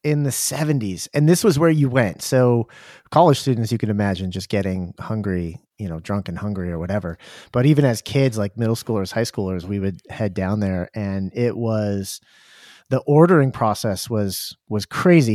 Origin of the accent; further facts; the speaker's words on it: Durham, New Hampshire, United States; moved away; we grew up in Durham where U N H's, University of New Hampshire